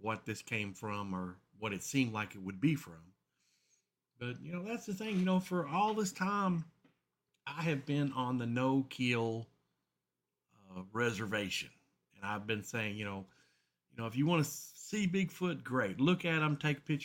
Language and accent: English; Horse Cave, Kentucky, United States; here in my hometown of Horse Cave